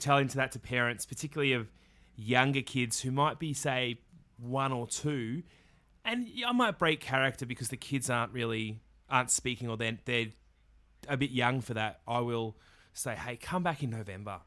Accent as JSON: {"language": "English", "region": "Victoria", "country": "Australia", "tie": "born or raised there", "said": "growing up in Australia"}